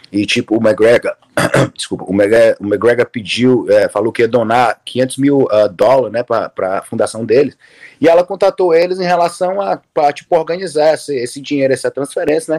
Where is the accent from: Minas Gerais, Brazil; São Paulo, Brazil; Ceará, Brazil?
Ceará, Brazil; Fortaleza; moved away as an adult; also born or lived in South Florida, United States; now in Florida, United States; Sou de Fortaleza, Ceará. Ah. Crescido lá